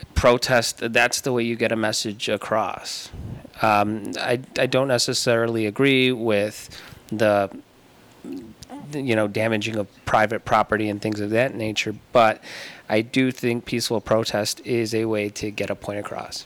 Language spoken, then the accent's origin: English; Tucson, Arizona, United States; I was born and raised here in Tucson